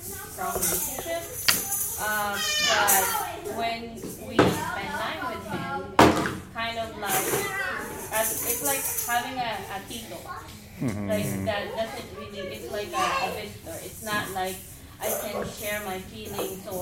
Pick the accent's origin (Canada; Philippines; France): Philippines; moved away; I grew up in the Philippines